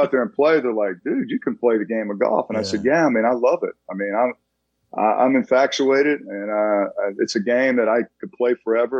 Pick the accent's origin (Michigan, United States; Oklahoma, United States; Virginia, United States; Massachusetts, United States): Oklahoma, United States; Tulsa; now in Dallas, United States; I come from a big family. I'm from Tulsa, Oklahoma.